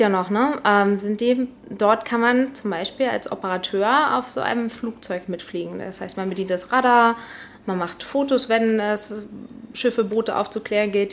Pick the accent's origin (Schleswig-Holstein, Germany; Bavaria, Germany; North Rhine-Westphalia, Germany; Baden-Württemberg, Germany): Schleswig-Holstein, Germany; Rendsburg; also born or lived in Eckernförde; Ich komme ja aus Rendsburg gebürtig ja. und äh, bin auch groß geworden